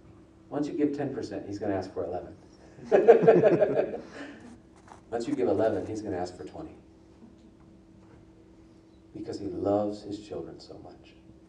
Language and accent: English; Nigeria; also born or lived in Liberia / Niger / Togo; I was born in Liberia, raised in Nigeria, Niger, and went to school in Togo, and finished my degree in Springfield.